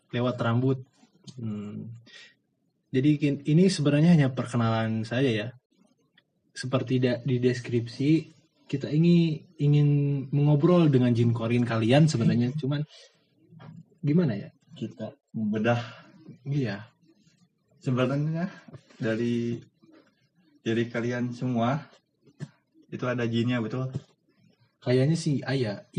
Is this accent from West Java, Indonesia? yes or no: yes; Bandung, West Java, Indonesia; Kita perkenalan dulu kita dari Kota Kembang ya, guys. Parahyangan. Dari kita dari Parahyangan.